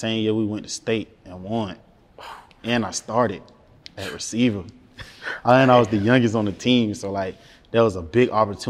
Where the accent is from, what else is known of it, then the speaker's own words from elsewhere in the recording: Jacksonville, Florida, United States; I'm from Jacksonville. I'm on the north side of Jacksonville.